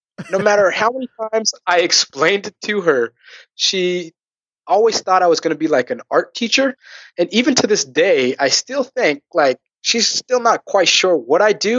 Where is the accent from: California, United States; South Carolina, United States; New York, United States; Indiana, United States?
California, United States; Riverside; Riverside, California.